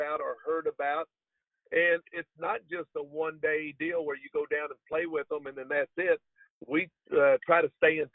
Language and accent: English; Kentucky, United States; I'm from Kentucky